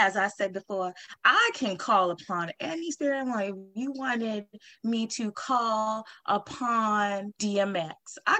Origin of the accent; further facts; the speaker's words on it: New Orleans, Louisiana, United States; Well, I come from New Orleans, a long line of mediums down there.